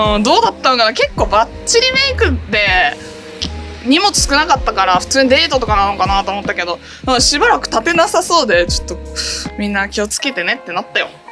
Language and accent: Japanese; San'in, Japan; moved away; 地元山陰なんだけどさ1年の8割ぐらいが曇りか雨なのよ